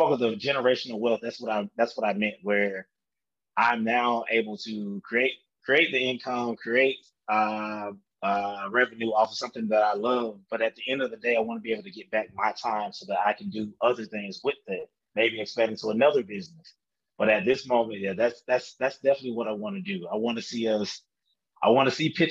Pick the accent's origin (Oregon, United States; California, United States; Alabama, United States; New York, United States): Alabama, United States; Montgomery; moved away; I'm from Montgomery and from Alabama, no matter where I am on this map